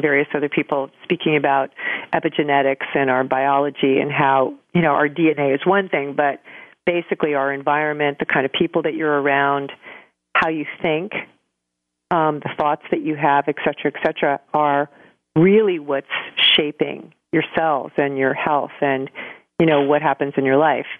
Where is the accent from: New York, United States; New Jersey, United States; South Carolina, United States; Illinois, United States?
New York, United States; New York City; moved away; also born or lived in Santa Fe, New Mexico; I'm from New York originally